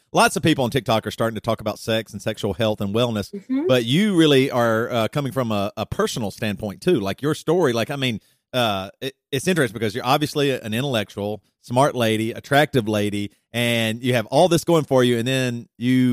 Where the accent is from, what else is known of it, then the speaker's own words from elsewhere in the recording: South Carolina, United States; also born or lived in Charlotte, North Carolina; now in Midwest, United States; We're both from South Carolina.